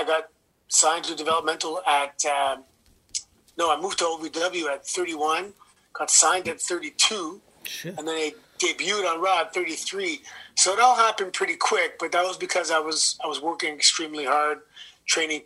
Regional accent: Toronto, Ontario, Canada; if you're from Toronto, you've heard every accent in the world

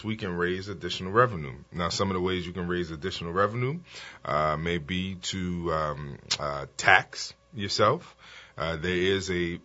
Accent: New Orleans, Louisiana, United States; I was raised on Hunter's Field

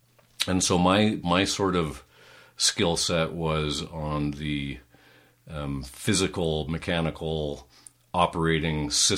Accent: Calgary, Alberta, Canada; Well, I'm a third-generation Calgarian.

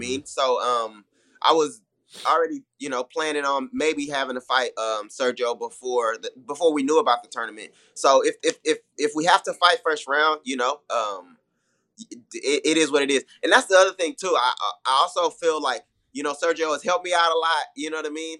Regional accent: Houston, Texas, United States; also born or lived in Milwaukee; I'm from Houston

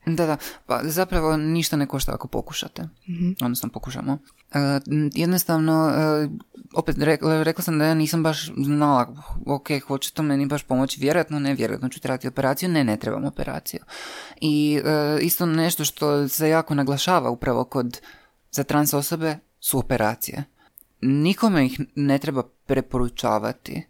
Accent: Croatia; ja kažem iz Hrvatske

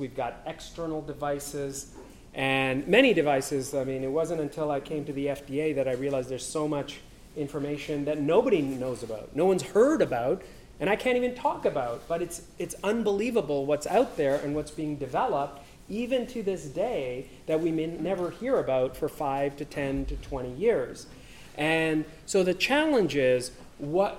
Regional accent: Canada; I am from Canada

